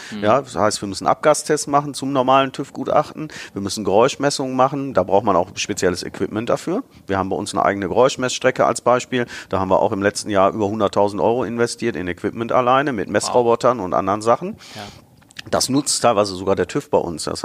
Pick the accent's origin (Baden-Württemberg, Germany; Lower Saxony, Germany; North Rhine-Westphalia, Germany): North Rhine-Westphalia, Germany; Bottrop; also born or lived in Karlsruhe; Ich habe auch mal äh, für zwei Jahre als Kind in Karlsruhe gelebt, aber eigentlich war ich immer Bottroper Jung, wie man so, so schön sagt. Ähm, bin in Bottrop geboren, ähm, meine Familie kam dort her.